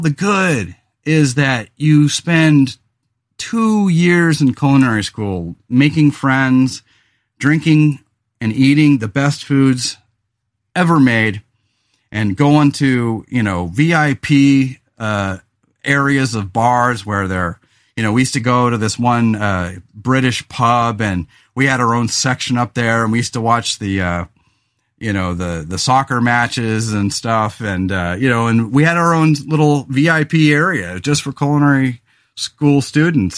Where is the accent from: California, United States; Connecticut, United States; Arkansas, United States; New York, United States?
California, United States; Central Coast of; also born or lived in Los Angeles; I moved back to my hometown of the Central Coast of California